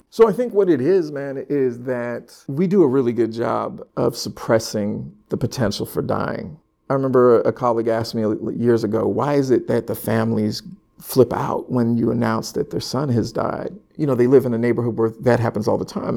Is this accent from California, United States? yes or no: yes; Sacramento, California, United States; moved away as an adult; now in Philadelphia, United States; Born and raised in Sacramento, California.